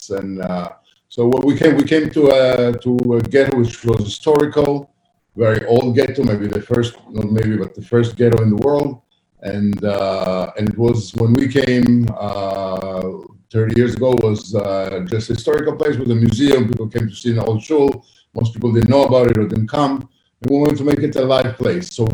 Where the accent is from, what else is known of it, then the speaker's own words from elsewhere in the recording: Italy; I grew up in Italy